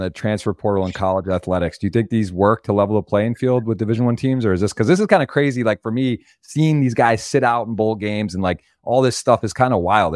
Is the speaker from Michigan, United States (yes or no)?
yes; Ann Arbor, Michigan, United States; I'm from Ann Arbor.